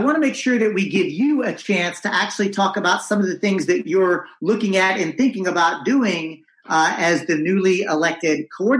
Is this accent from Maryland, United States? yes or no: no; Texas, United States; as a Texan